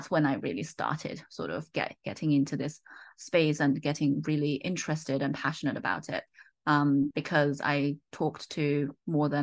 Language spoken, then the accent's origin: English; United Kingdom; accent: slight British; moved away as an adult; also born or lived in Oxford, United Kingdom; now in United States; You may have guessed that from my slight British accent, I grew up in the UK